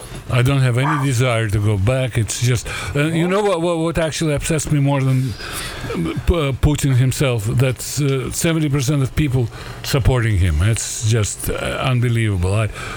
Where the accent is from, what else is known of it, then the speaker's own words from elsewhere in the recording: Latvia; I'm from Latvia.